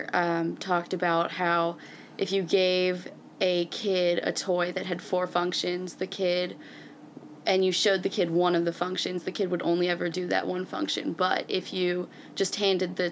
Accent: Oxford, Mississippi, United States; I'm from Oxford, and I'm majoring in elementary education

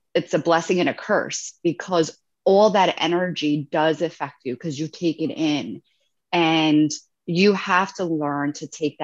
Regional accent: Italy; I'm from Italy

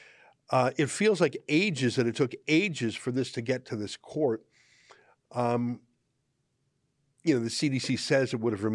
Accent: Canada; as a Canadian

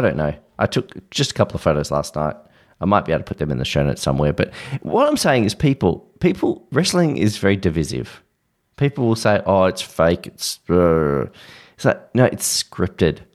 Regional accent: Australia; I'm Australian

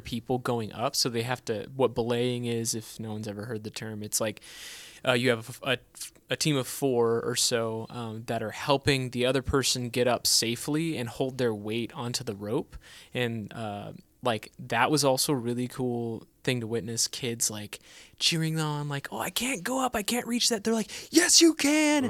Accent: California, United States; now in Texas, United States; we grew up in California

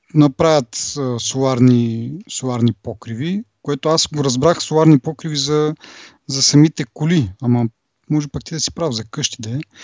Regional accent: Kazanlak, Stara Zagora Province, Bulgaria; в Казанлък, е, откъдето съм

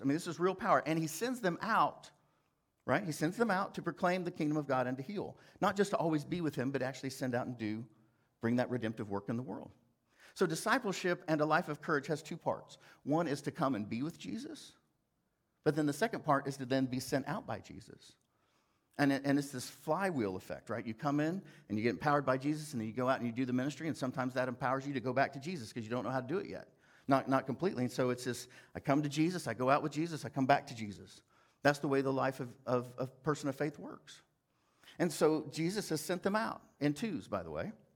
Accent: Fairview, Oklahoma, United States; moved away as an adult; also born or lived in New York City; I was from Fairview, Oklahoma

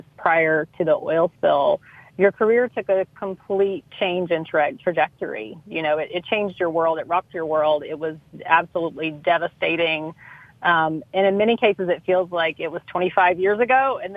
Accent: Mobile, Alabama, United States; growing up in Mobile, obviously, you know, recreation was fishing in the bay and going to the beach on the weekend.

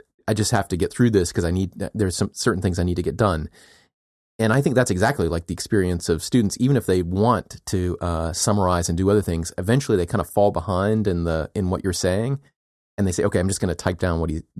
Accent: United States; And as we know, I'm an American and I'm entitled to my opinion.

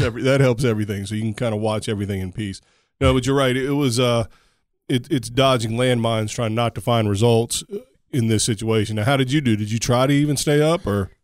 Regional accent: United States; I'm an American

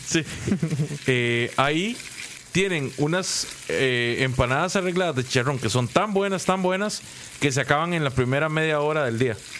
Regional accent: Guápiles, Limón, Costa Rica; yo soy de Guapiles y antes ese lugar era muy, muy famoso

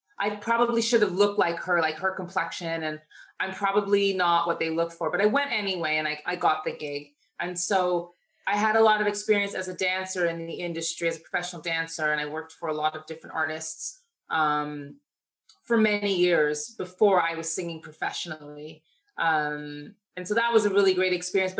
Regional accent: Toronto, Ontario, Canada; moved away as an adult; also born or lived in United States; I was living in Toronto, born and raised in Toronto.

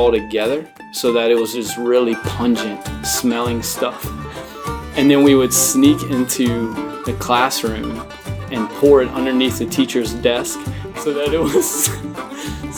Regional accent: New Roads, Louisiana, United States; So I am from New Rose, Louisiana.

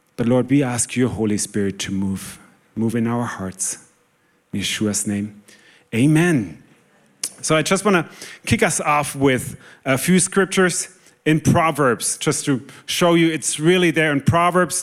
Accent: Germany; moved away; I'm originally from Germany

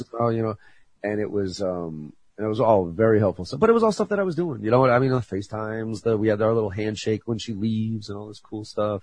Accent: Boston, Massachusetts, United States; I'm a Bostonian through and through

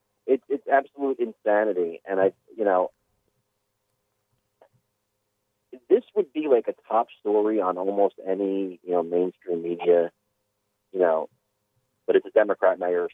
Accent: North New Jersey, United States; I'm from North New Jersey.

